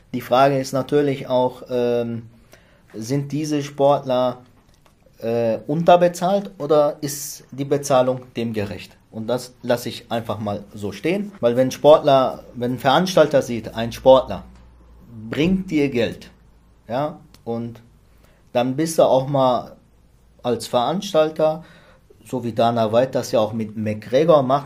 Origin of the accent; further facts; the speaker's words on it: Ruhr area, North Rhine-Westphalia, Germany; moved away; also born or lived in Lich / Giessen; da wo ich herkomme, jetzt ursprünglich Ruhrgebiet